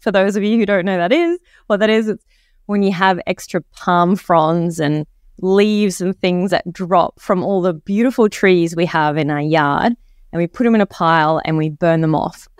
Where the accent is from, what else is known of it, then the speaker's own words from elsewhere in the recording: Egypt; now in Australia; I grew up in Egypt